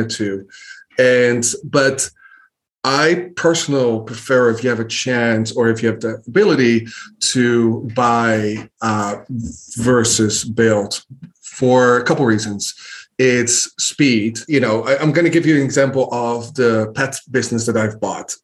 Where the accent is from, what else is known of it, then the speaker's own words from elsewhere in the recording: Netherlands; moved away as an adult; now in United States; I grew up in Holland, the Netherlands, moved to the States 12, 13 years ago